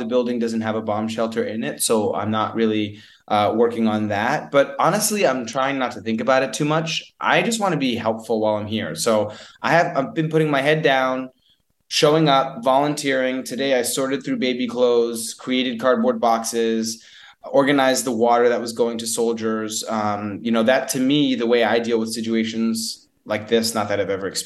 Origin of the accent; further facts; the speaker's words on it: United States; As an American